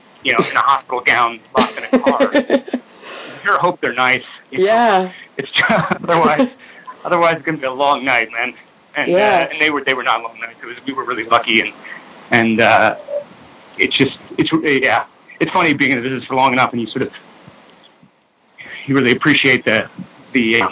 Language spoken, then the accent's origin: English; New York City, New York, United States; I grew up in New York City.